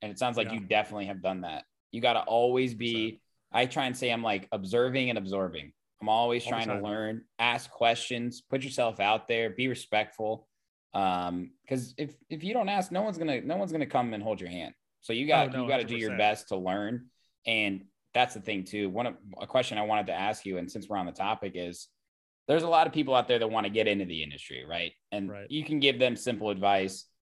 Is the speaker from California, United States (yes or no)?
yes; Oakland, California, United States; I'm from Oakland. Music. This ain't San Fran, baby.